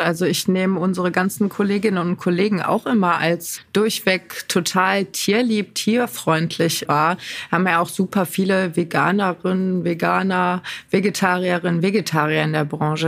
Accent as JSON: {"language": "German", "region": "North Rhine-Westphalia", "country": "Germany", "said": "bei uns in NRW"}